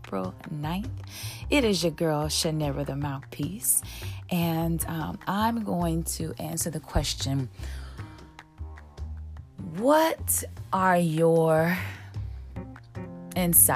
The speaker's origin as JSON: {"language": "English", "town": "Chicago", "region": "Illinois", "country": "United States", "tie": "born or raised there", "moved": "yes", "lives_now": "Los Angeles, United States", "said": "my hometown, Chicago"}